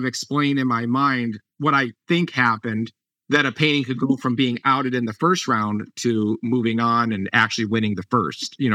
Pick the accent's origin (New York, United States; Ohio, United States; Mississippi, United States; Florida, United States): Ohio, United States; moved away; I grew up in Ohio, so my parents are there